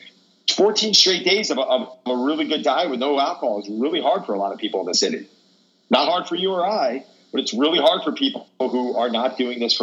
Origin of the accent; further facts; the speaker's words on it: Long Island, New York, United States; I was born and raised in Long Island and moved into the city for about 13 years, got married with two kids, moved back to the island